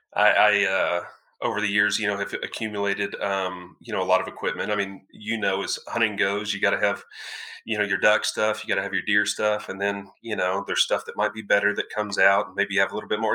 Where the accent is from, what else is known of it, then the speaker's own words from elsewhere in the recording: Denton County, North Texas, United States; also born or lived in Flower Mound, Texas; Born and raised in North Texas, yes, sir, Denton County.